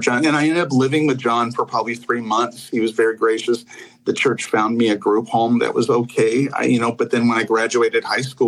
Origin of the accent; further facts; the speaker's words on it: Los Angeles, California, United States; who taught me how to read the Bible growing up in Hollywood